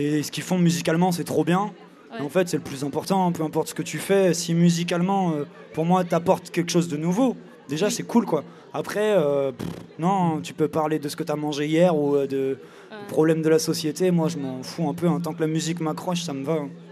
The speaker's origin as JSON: {"language": "French", "town": "Angers", "region": "Pays de la Loire", "country": "France", "said": "je suis d'Angers"}